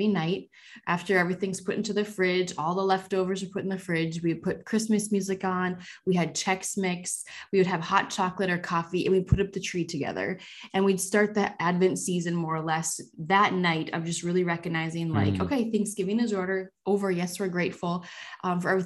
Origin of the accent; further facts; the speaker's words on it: North Dakota, United States; I grew up in North Dakota, so it's always very snowy, very cold